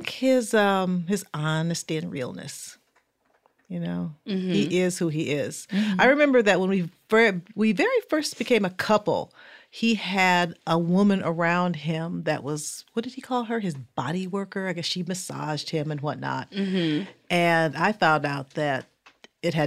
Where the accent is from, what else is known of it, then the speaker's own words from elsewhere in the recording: Fort Wayne, Indiana, United States; Fort Wayne, Indiana